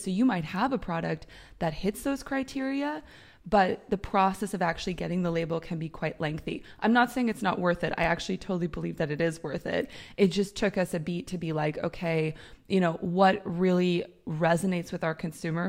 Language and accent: English; United States; moved away as an adult; now in Europe; I'm American, I've lived in Europe for 10 years